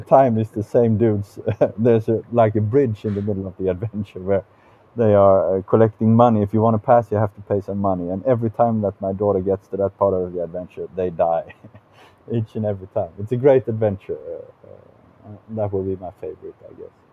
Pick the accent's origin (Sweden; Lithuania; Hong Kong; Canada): Sweden; South Swedish Highlands; English is a second language; now in Gothenburg, Sweden; I'm uh, from a very small town uh, in the southern Highlands, I guess you could say, also in the south of Sweden